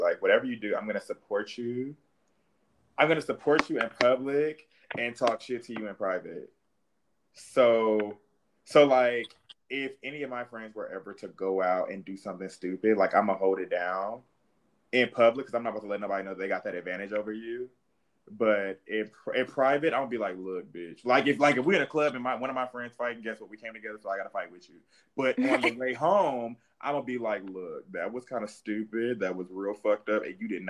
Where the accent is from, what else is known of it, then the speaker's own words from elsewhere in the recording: Indianapolis, Indiana, United States; I was born in Indianapolis.